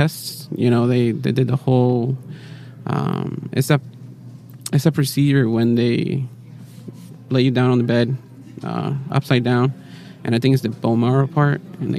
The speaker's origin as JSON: {"language": "English", "region": "Florida", "country": "United States", "tie": "born or raised there", "also_born_or_lived": "Puerto Rico", "said": "I was born in Puerto Rico, and then from Puerto Rico, I lived about until I was 2 years old. My dad gets a job in Florida"}